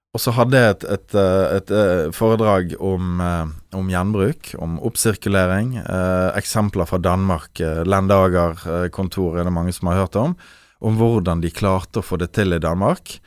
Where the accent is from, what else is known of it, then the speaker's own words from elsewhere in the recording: Bergen, Vestland, Norway; vi nå som bergensere